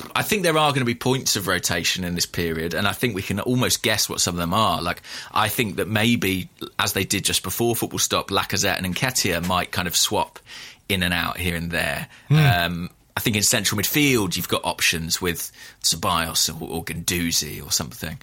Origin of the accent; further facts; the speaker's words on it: United Kingdom; as a Brit